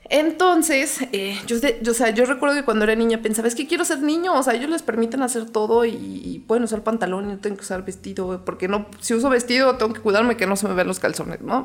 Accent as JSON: {"language": "Spanish", "town": "León", "region": "Guanajuato", "country": "Mexico", "tie": "born or raised there", "said": "yo nací aquí en León, Guanajuato"}